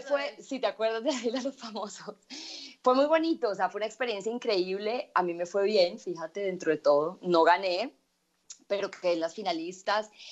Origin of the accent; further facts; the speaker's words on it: Medellín, Antioquia, Colombia; yo nací en Medellín, yo vengo de una familia a nosotros nos dicen paisas